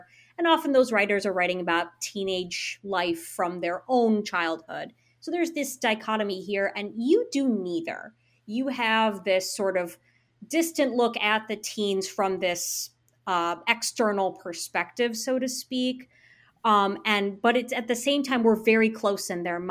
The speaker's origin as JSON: {"language": "English", "region": "the Midwest suburbs", "country": "United States", "tie": "born or raised there", "said": "I grew up in the Midwest suburbs. I live in Illinois"}